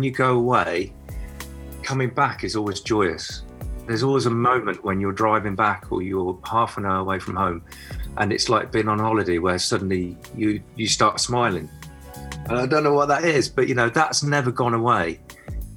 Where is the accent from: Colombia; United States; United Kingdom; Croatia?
United Kingdom; Nottingham, East Midlands; now in Cornwall, United Kingdom; growing up in Nottingham, and then Sherwood Forest was my playground